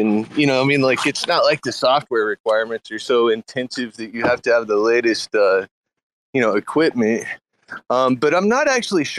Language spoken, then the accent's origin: English; Texas, United States; as a Texan